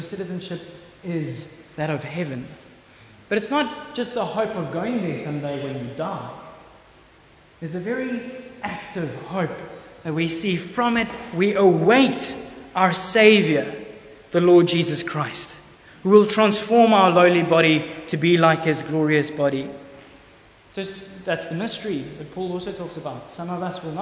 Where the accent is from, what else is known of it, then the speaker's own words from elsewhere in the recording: South Africa; I am a citizen of South Africa